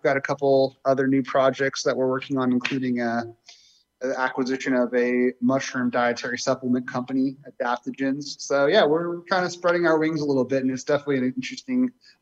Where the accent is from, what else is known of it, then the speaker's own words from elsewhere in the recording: Marin, Northern California, United States; I'm a Northern California native. I grew up in Marin.